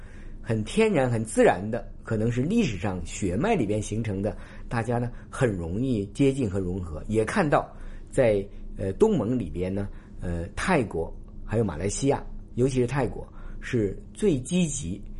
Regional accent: Hong Kong; 虽然呢和我们香港地铁比呢还有距离，但是它很多的发展创业者也是我们香港人过来发展的嘛。

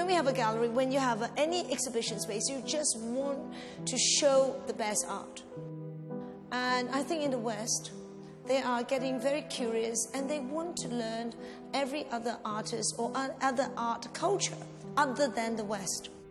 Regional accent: Hong Kong; I'm from Hong Kong.

